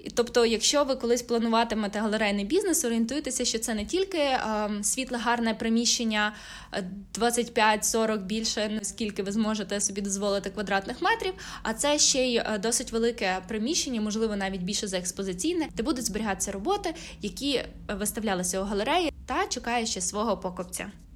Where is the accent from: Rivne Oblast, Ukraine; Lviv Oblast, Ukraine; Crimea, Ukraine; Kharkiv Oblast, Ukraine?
Lviv Oblast, Ukraine; Lviv; у моєму рідному Львові